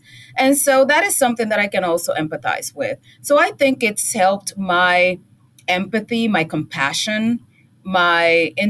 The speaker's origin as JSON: {"language": "English", "country": "Puerto Rico", "tie": "born or raised there", "moved": "yes", "lives_now": "United States", "said": "where I grew up in Puerto Rico, and obviously there everybody's Puerto Rican, but then I came here and I am a minority"}